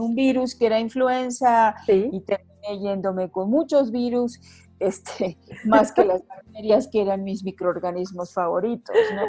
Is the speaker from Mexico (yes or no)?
yes; Mérida, Yucatán, Mexico; moved away as an adult; also born or lived in Hopelchén, Campeche; now in Mexico City, Mexico; nací en un pueblo de Campeche que se llama Jopelche, en Campeche y eh, me eduqué casi la gran mayor parte de mi vida desde muy pequeñita en la ciudad de Mérida, sin de Mérida Yucatán